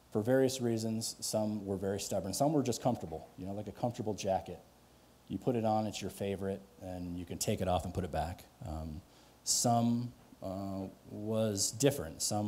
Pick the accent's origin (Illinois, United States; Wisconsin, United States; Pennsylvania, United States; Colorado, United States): Colorado, United States; Louisville; also born or lived in Boulder, Colorado; I grew up in Louisville